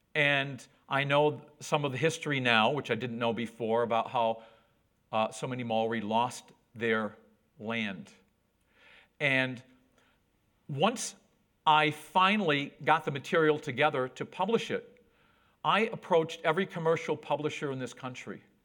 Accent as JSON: {"language": "English", "town": "Whitehall", "region": "New York", "country": "United States", "tie": "born or raised there", "also_born_or_lived": "Borneo / Central Australia", "accent": "American", "moved": "as an adult", "lives_now": "New Zealand", "said": "I grew up on a dairy farm. That's my hometown of Whitehall, New York, not far from the Canadian border."}